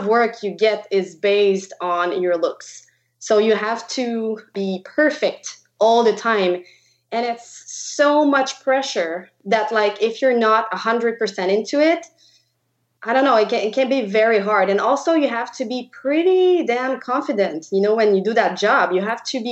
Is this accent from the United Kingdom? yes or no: no; Quebec, Canada; first language French; English is a second language; moved away; I am from Quebec. So I speak French. That's why you'll see my weird accent through the podcast.